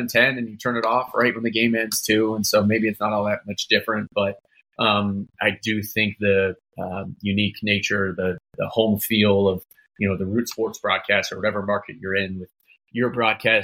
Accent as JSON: {"language": "English", "town": "Seattle", "region": "Washington", "country": "United States", "tie": "born or raised there", "said": "I grew up in North End, went to Mount Lake Terrace High School"}